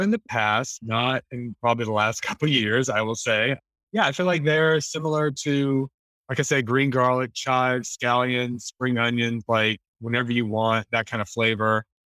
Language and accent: English; the South, United States; moved away; I remember growing up in the South